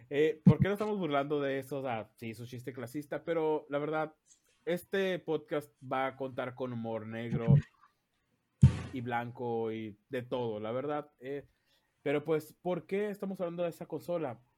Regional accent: Mexicali, Baja California, Mexico; Somos de Mexicali. Y se dice chido, no chilo.

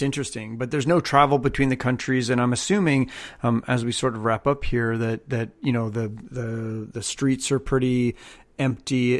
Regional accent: Canada; moved away; I'm Canadian, and when I lived in Canada

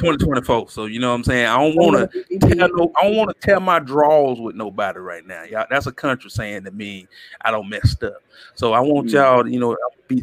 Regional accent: the South, United States; I'm from the South

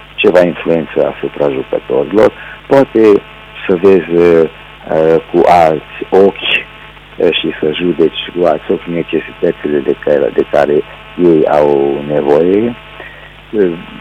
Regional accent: Târnăveni, Mureș County, Romania; am plecat din Târnăven la Târgu Mureș, orașul unde locuiesc și astăzi. Am buletin românesc

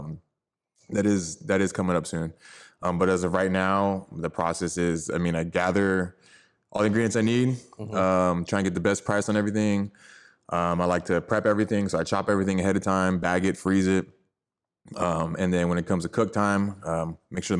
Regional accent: Richmond, California, United States; also born or lived in San Francisco, California / Fort Hood, Texas; I was born in the city, but I mean, I grew up in the Bay, East Bay, Richmond, moved there in 96

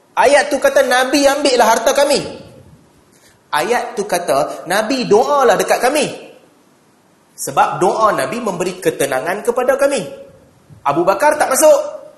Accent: Malaysia; moved away as an adult; also born or lived in an Arab country; negara kita, Malaysia

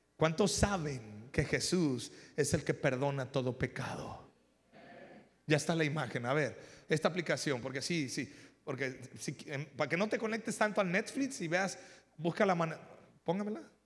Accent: Mexico; porque no somos gringos, somos mexicanos aquí.

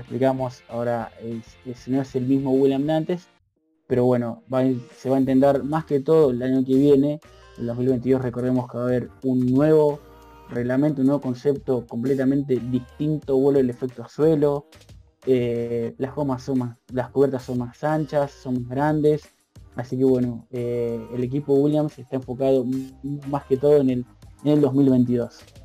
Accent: Argentina; nosotros somos argentinos

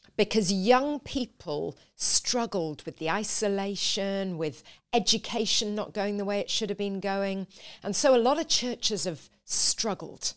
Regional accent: a little village in the north of England, United Kingdom; now in London, United Kingdom; I was born in a little village

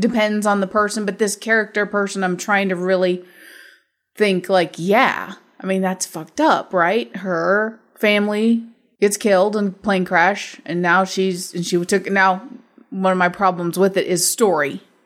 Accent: Midwest, United States; in my life growing up in the Midwest

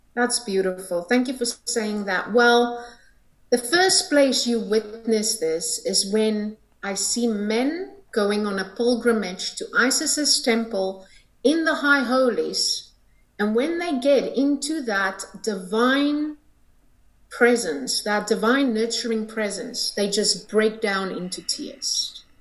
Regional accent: South Africa; I'm from South Africa

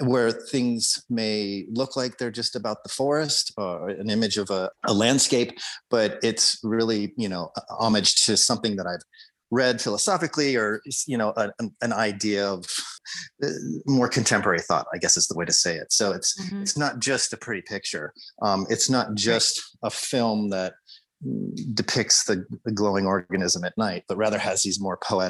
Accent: Colorado, United States; Growing up in Colorado

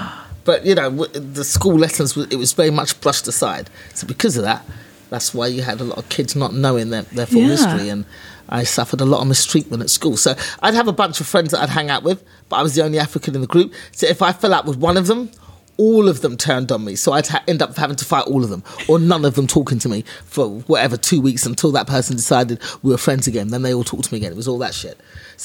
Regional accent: England, United Kingdom; born there

